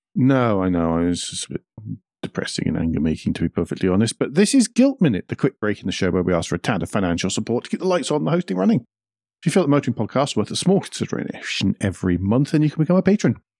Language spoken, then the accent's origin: English; Scotland, United Kingdom; I'm Scottish.